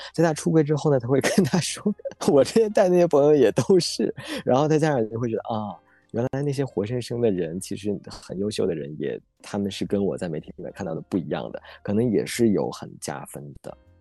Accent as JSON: {"language": "Chinese", "region": "Northeast China", "country": "China", "accent": "Northeastern", "said": "我们东北话"}